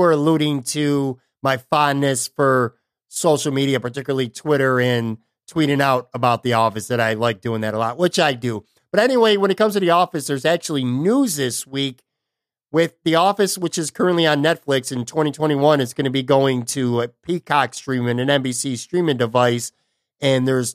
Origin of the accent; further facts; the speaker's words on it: Buffalo, New York, United States; now in Bradenton, United States; I'm born and raised in Buffalo and grew up a Buffalo fan